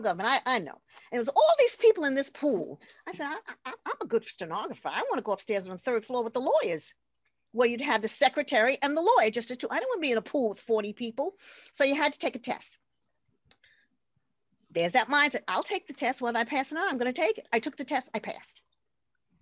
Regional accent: New York City, New York, United States; We grew up in Corona, Queens, and five brothers, one sister, so there were seven of us

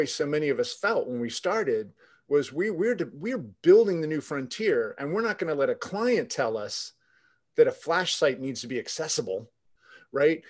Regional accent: Jacksonville, Florida, United States; I actually grew up in the city I'm in right now, Jacksonville

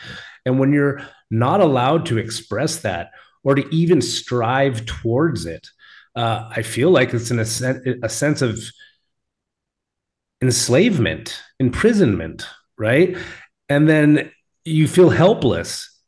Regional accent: Alaska, United States; accent: Alaska; I should have just read it with my Alaska accent.

